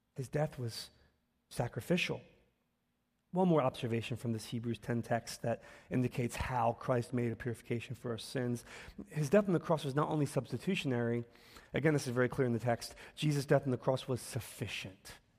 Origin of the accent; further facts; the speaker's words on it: Philadelphia, Pennsylvania, United States; I'm born and raised here in Philly. And so, um, part of my life story is I grew up in North Philly